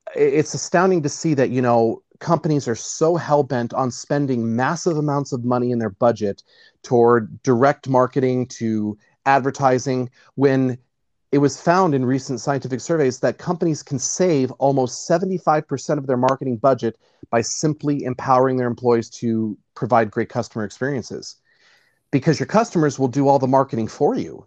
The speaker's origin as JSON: {"language": "English", "town": "Nashville", "region": "Tennessee", "country": "United States", "tie": "born or raised there", "said": "I grew up in the deep south. I grew up in uh, born and raised in Nashville, Tennessee."}